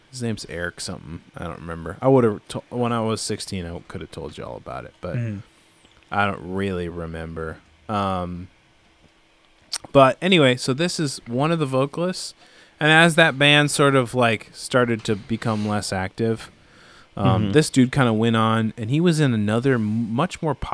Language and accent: English; Minneapolis, Minnesota, United States; There's so many bands like that I from growing up in the Minneapolis scene